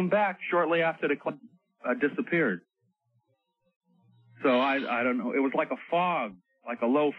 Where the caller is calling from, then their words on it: Staten Island, New York, United States; Yes, I'm calling from Staten Island, New York. I'm up here working on a dredge survey job on a boat in the harbor.